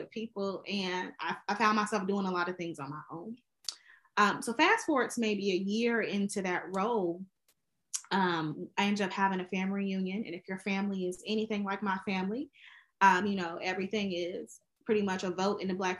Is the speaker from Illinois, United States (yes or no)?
yes; Chicago, Illinois, United States; now in Washington, D.C., United States; I am originally from Chicago, Illinois, but actually I live in Washington, D.C.